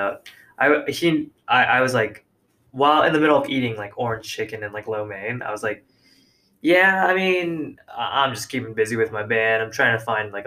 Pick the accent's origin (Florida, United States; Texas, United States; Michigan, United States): Florida, United States; Orlando; I was also from Orlando